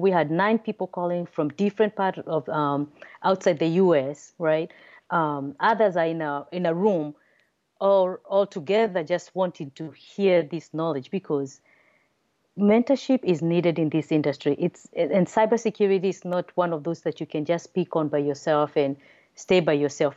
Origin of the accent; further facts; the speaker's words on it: Nairobi, Kenya; also born or lived in Massachusetts, United States; now in United States; originally, I'm from Nairobi, Kenya, um, then came to the United States for my father education